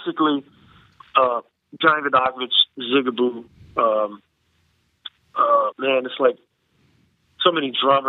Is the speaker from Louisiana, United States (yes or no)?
yes; Lafayette, Louisiana, United States; now in New Orleans, United States; Oh, I was living in Lafayette. Yeah, I was actually born in Lafayette, Louisiana.